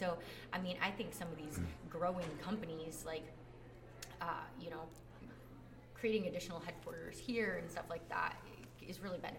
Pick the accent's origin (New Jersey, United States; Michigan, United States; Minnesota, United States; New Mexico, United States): Michigan, United States; Grand Rapids; also born or lived in Indianapolis, Indiana; now in Phoenix, United States; I grew up in Grand Rapids, Michigan, but where I ended up moving to was Indianapolis, Indiana.